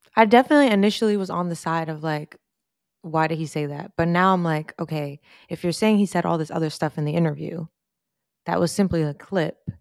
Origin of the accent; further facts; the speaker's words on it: New York, United States; we're from New York